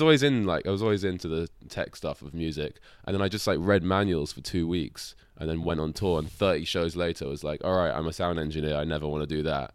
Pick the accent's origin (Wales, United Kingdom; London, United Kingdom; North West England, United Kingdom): London, United Kingdom; I was born in London